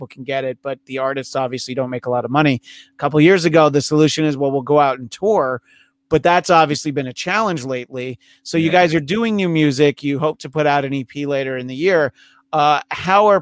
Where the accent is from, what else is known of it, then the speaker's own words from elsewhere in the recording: New York, United States; I grew up in New York